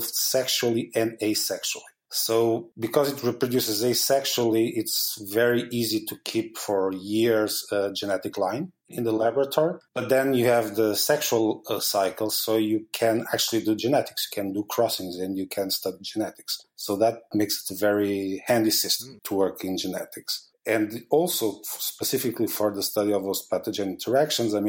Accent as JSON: {"language": "English", "country": "Portugal", "moved": "as an adult", "lives_now": "Basel, Switzerland", "said": "I'm originally from Portugal"}